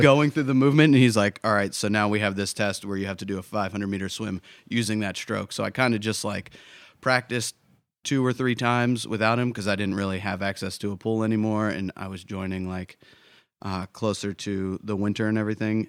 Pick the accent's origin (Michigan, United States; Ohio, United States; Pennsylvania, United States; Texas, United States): Pennsylvania, United States; Pittsburgh; moved away as an adult; also born or lived in Miami / San Diego / Chicago; now in New Hampshire, United States; I was born in Miami, spent most of my life in Pittsburgh, Pennsylvania.